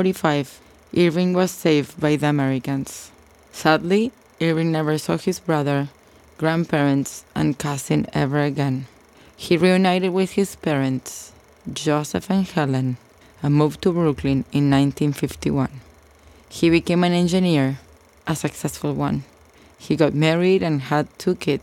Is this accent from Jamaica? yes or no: no; Argentina; born or raised there; moved away